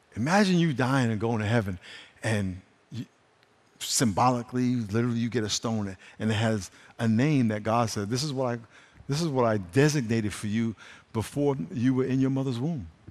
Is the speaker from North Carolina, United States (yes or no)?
no; New York, United States; When I was growing up in New York